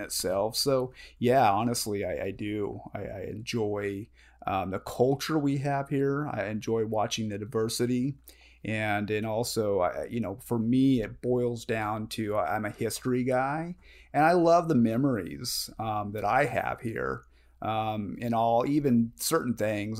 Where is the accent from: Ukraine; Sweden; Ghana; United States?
United States; Modesto, California; also born or lived in Riverbank, California / Ceres, California / Cottonwood, Arizona; born and raised in Modesto, California